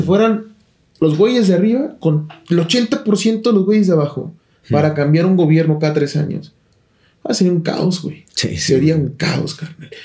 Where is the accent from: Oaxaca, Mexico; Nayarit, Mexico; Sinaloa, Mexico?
Nayarit, Mexico; moved away; yo nací en Nayarit